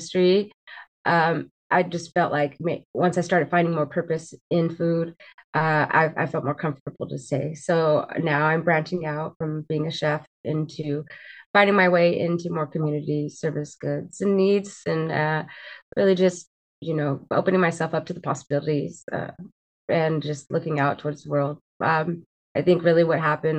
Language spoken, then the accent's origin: English; Fresno, California, United States; I am from Fresno, California. I've been here my entire life